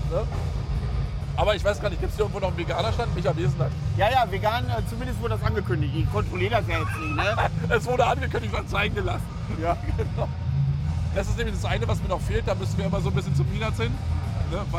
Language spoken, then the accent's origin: German; Friesack, Brandenburg, Germany; das Hauptding ist natürlich, dass das hier meine alte Heimat ist. Ja. Ich bin ja hier groß geworden in der Gegend, weißt du?